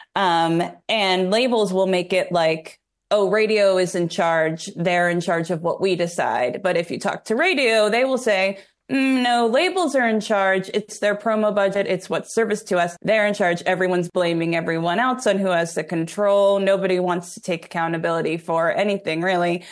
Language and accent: English; New York, United States; now in Nashville, United States; I'm from New York